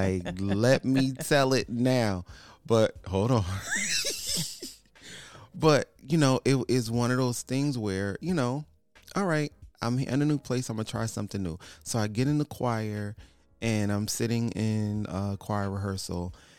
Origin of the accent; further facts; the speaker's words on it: Connecticut, United States; now in Houston, United States; so we're originally from Connecticut.